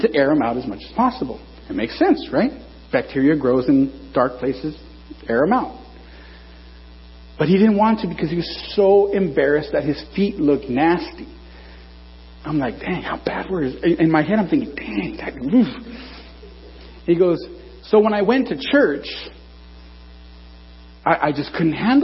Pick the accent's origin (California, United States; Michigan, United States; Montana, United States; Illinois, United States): California, United States; Norwalk; I'm from Norwalk